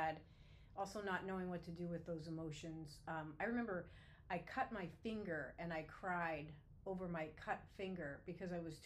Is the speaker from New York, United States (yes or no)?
no; Erie, Pennsylvania, United States; moved away; I was born in 1965 in Erie, Pennsylvania